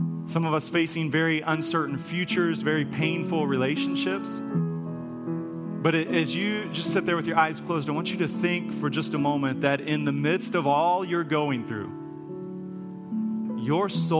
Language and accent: English; United States; As American Christians